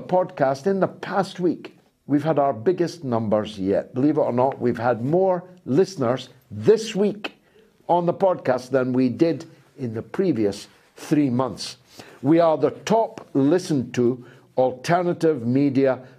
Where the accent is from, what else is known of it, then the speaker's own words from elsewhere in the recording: Dundee, Scotland, United Kingdom; a guy from a council house in Dundee